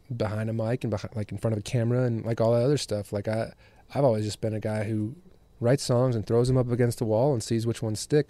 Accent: West Michigan, United States; moved away; also born or lived in Chicago, Illinois; I was born in Chicago and grew up in West Michigan

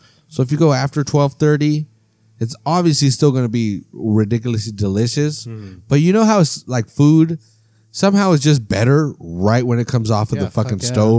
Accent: New York City, New York, United States; I'm from New York City, man.

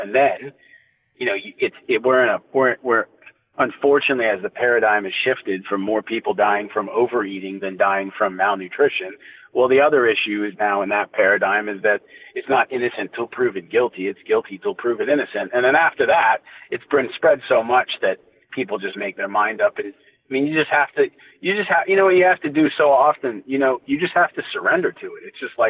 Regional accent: Canada; because he's an Indian guy and I'm obviously a Canadian guy.

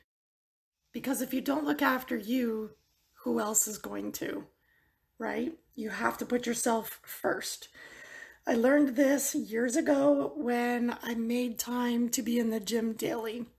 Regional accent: near Niagara Falls, Ontario, Canada; I am from Ontario, Canada, near Niagara Falls

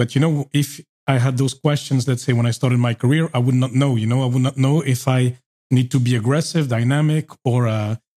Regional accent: Belgium; moved away as an adult; also born or lived in Norway; I'm from Belgium.

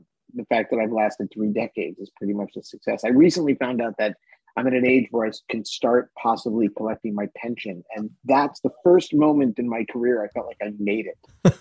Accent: Washington, District of Columbia, United States; moved away as an adult; also born or lived in New York; I grew up in the Washington, D.C. area

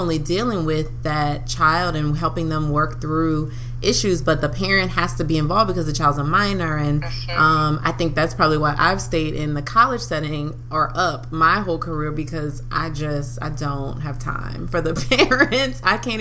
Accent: New Orleans, Louisiana, United States; moved away as an adult; now in Baton Rouge, United States; we have been best friends since the seventh grade, which that feels like forever now too, growing up in New Orleans.

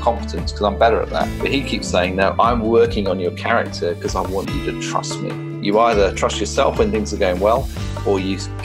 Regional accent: United Kingdom; now in London, United Kingdom; As a Brit

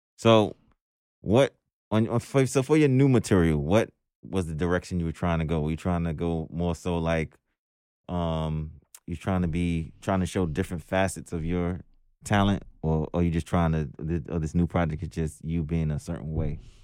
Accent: New York City, New York, United States; also born or lived in Jersey City, New Jersey; I'm from Brooklyn

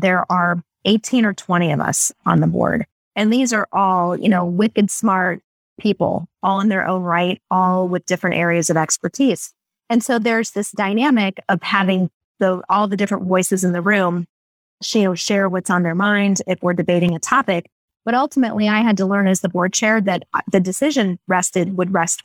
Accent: Cleveland, Ohio, United States; I grew up in the Cleveland area

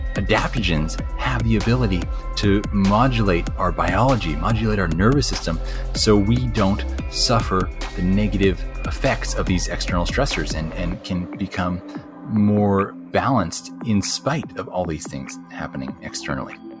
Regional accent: Southern California, United States; also born or lived in Costa Rica / Australia / Bali; I grew up here in Southern California

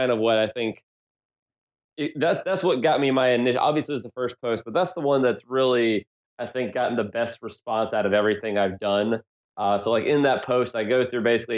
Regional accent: South Carolina, United States; now in Philadelphia, United States; I'm originally from South Carolina here in the States.

